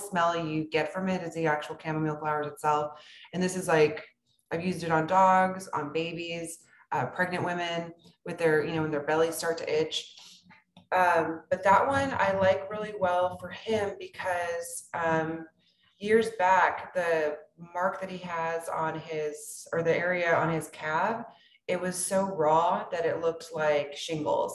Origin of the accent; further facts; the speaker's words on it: South Texas, United States; I grew up in South Texas, where many men aren't as tall as I am